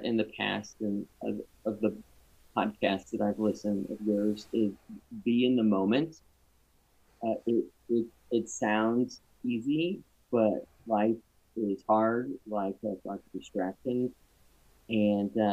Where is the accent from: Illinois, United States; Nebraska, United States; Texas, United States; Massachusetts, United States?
Illinois, United States; Champaign; moved away as an adult; now in Greenwood, United States; I grew up in Illinois, and up and down, and north and south and central. I went to high school, a middle school, high school, undergrad, grad school in Champaign